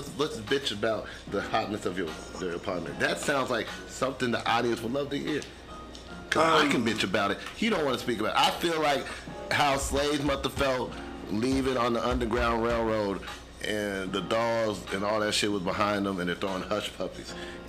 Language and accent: English; Louisiana, United States; accent: Southern Louisiana; That's my Southern Louisiana accent, minus you know what I'm saying.